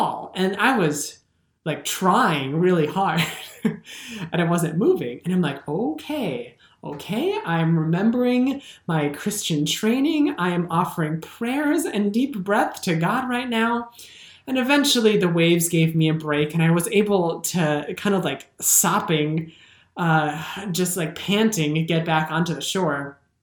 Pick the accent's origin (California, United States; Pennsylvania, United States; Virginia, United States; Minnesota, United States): Minnesota, United States; I'm a Minnesotan